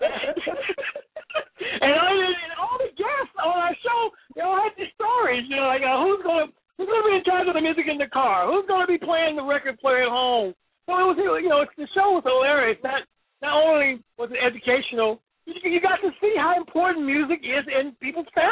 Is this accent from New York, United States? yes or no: yes; New York, United States; now in San Francisco, United States; I grew up in New York, even though I'm in San Francisco